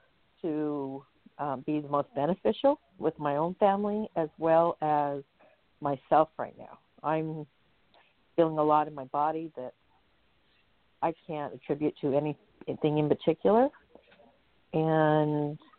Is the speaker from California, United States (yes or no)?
no; Utah, United States; also born or lived in Alaska; I'm from Utah, but I'm presently up in Alaska.